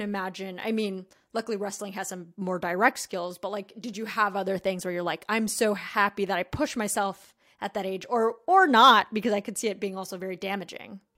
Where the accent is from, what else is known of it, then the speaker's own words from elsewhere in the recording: La Quinta, California, United States; I grew up in La Quinata